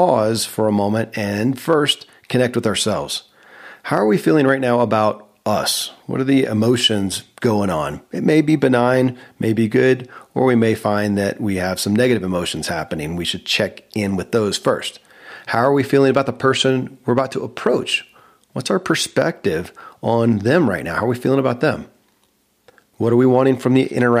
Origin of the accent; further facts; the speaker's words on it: Kentucky, United States; I grew up in Kentucky where horse racing